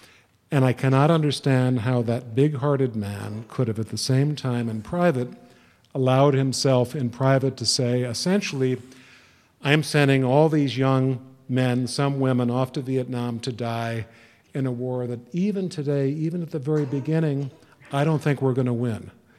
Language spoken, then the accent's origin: English; Chicago, Illinois, United States; now in Washington, D.C., United States; I live in D.C. It's like breathing the fresh air of democracy. And growing up in Chicago